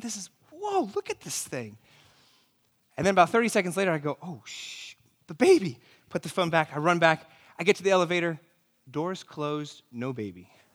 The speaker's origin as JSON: {"language": "English", "town": "New York City", "region": "New York", "country": "United States", "said": "I'm from New York City"}